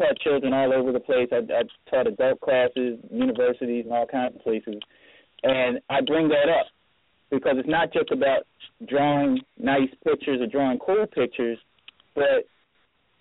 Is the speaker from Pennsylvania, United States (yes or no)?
yes; Philadelphia, Pennsylvania, United States; growing up in Philly